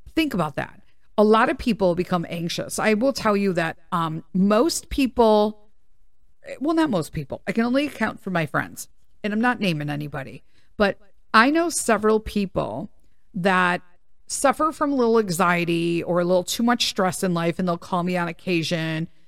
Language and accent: English; Chicago, Illinois, United States; I'm from Chicago